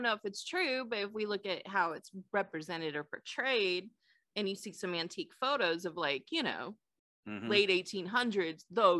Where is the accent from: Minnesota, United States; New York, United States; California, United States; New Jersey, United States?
California, United States; I grew up in California.